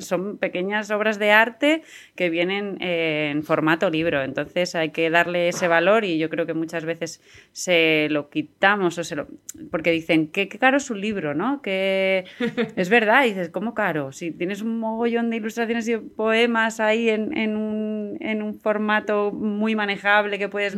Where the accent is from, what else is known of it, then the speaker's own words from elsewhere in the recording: San Sebastián de los Reyes, Community of Madrid, Spain; en Sanse, que es eh, mi pueblo